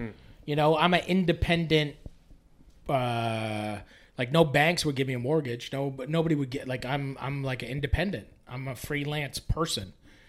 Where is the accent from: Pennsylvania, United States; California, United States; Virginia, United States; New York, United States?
New York, United States; Poughkeepsie; I never wanted to move back to my hometown. You know, it was just like one of those things where I was just like, why? Like, I need to be in Toronto.